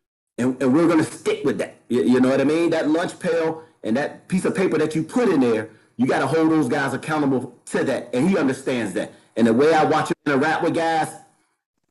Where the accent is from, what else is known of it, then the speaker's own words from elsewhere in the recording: Norfolk, Virginia, United States; I'm from Young's Park. That place is scary